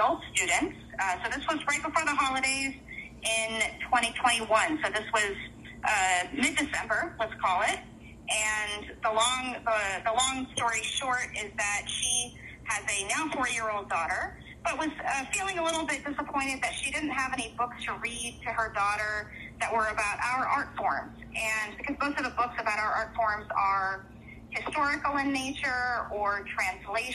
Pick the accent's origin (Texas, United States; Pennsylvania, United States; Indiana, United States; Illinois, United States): Texas, United States; moved away as an adult; also born or lived in India / Minnesota / New England; now in St. Paul, United States; I am originally born in India, but I was raised in Texas and have lived in Minnesota for the last 22 years.